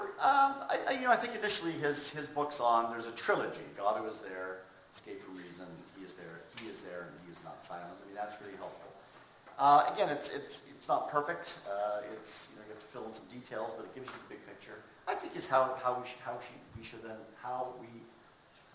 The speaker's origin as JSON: {"language": "English", "town": "Toronto", "region": "Ontario", "country": "Canada", "tie": "born or raised there", "also_born_or_lived": "Kentucky", "moved": "yes", "said": "I grew up in the Toronto area in Canada"}